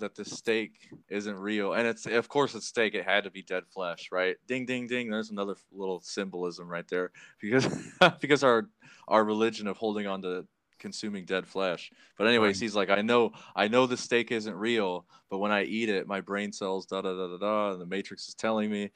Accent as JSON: {"language": "English", "town": "South Bend", "region": "Indiana", "country": "United States", "tie": "born or raised there", "said": "growing up in South Bend, I've had a lot of friends, like, die from drugs"}